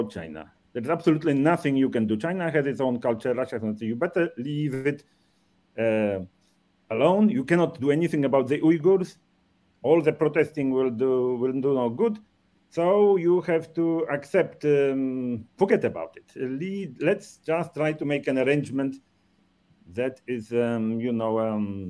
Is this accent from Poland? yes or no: yes; Poland; moved away; also born or lived in Japan; when I came to Poland for the first time after, because, I emigrated in 1968